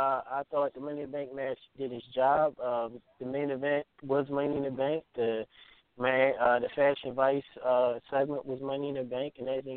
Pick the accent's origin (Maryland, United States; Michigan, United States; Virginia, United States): Maryland, United States; Baltimore; We grew up in the same town. I'm from Baltimore.